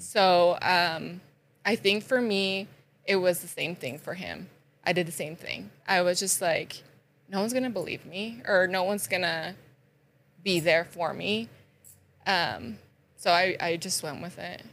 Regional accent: Sugar City, Idaho, United States; also born or lived in Rexburg, Idaho; I am originally from Sugar City

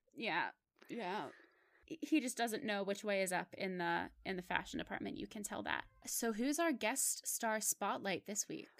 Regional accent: Pittsburgh, Pennsylvania, United States; moved away as an adult; I'm, I'm from Pittsburgh, and Mister Rogers was actually my neighbor. He lived in my neighborhood.

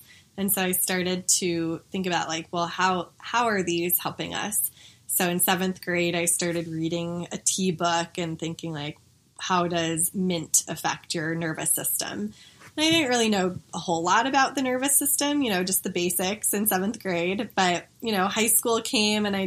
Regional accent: Denver, Colorado, United States; I grew up here in Denver

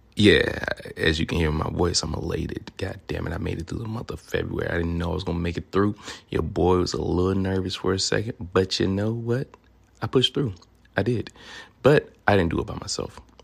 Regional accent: Memphis, Tennessee, United States; accent: southern; also born or lived in Louisiana; now in Sacramento, United States; I'm originally from Memphis, Tennessee

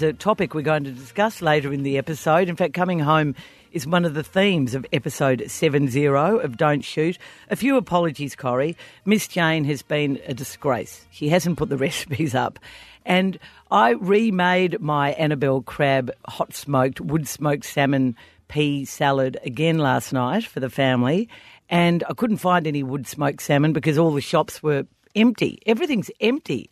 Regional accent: Australia; as we Australians do pretty much every public holiday

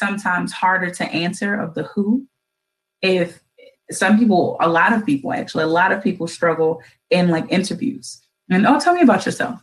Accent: Baltimore, Maryland, United States; a citizen and a resident of Baltimore City

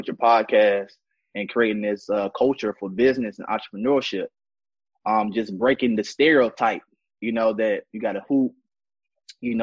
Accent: Atlanta, Georgia, United States; I'm from Atlanta, Georgia. Zone 6, to be exact.

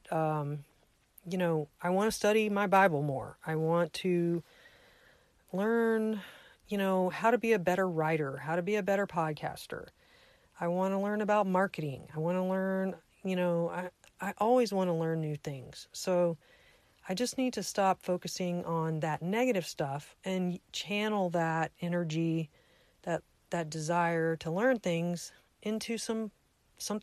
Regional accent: United States; I'm an American, that I live in a free country

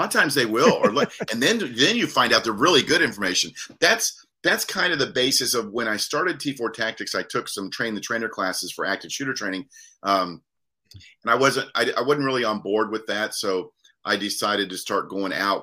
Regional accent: Daytona Beach, Florida, United States; now in Lynchburg, United States; born and raised in Daytona Beach, Florida

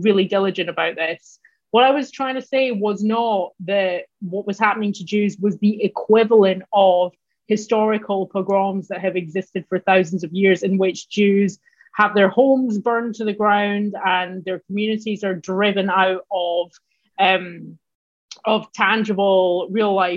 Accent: Glasgow, Scotland, United Kingdom; moved away as an adult; now in United States; I'm Scottish. And more specifically, I'm Glaswegian

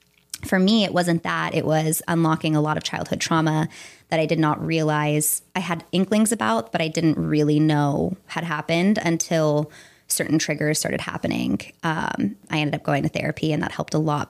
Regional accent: Fremont, California, United States; moved away as an adult; now in Los Angeles, United States; I am from Fremont, California, which is East Bay

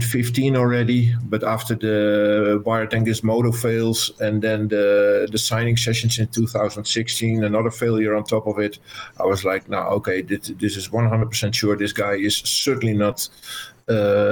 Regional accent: Netherlands; I'm from the Netherlands

